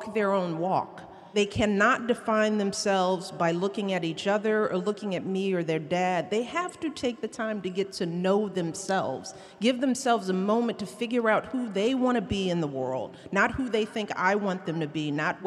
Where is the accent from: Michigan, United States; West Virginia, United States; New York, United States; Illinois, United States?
Illinois, United States; Chicago; from the South Side of Chicago. I grew up in a little bitty house.